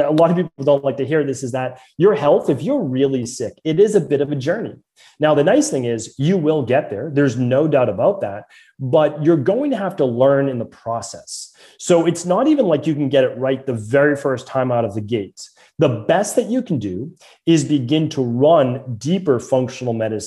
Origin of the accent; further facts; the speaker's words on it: Medford, Massachusetts, United States; accent: Boston; growing up in Medford, Massachusetts